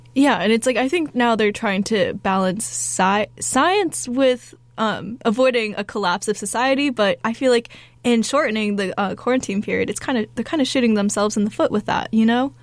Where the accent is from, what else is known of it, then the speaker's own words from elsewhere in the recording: Phoenix, Arizona, United States; my hometown in Phoenix